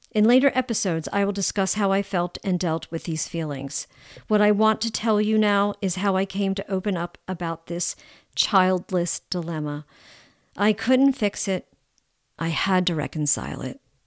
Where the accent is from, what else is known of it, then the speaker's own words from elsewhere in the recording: United States; I'm American